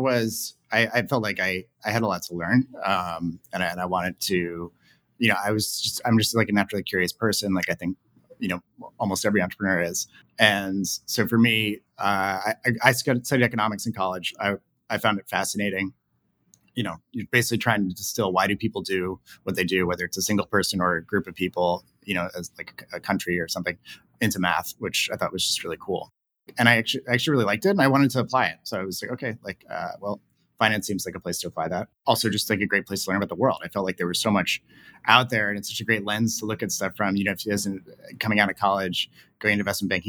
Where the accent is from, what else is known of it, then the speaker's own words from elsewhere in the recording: New York, United States; I grew up in New York